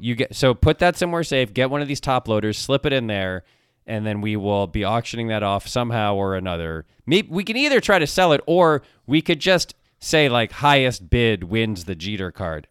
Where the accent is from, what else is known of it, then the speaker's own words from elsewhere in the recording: Ann Arbor, Michigan, United States; I was born in Ann Arbor. I'm a Michigan guy